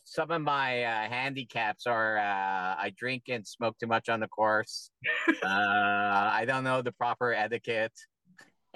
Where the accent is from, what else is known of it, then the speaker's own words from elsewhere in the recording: Canada; I'm a Canadian performer.